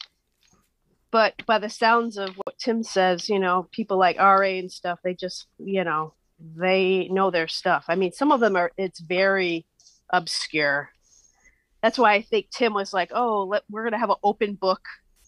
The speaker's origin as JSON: {"language": "English", "region": "Western Massachusetts", "country": "United States", "said": "I'm from Western Mass"}